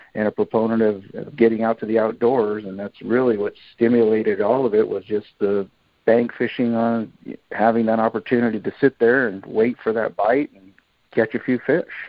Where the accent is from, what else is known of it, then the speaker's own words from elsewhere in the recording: Portland, Oregon, United States; growing up here in the Portland area, uh, you know, I said, our we had plenty of waterways to fish from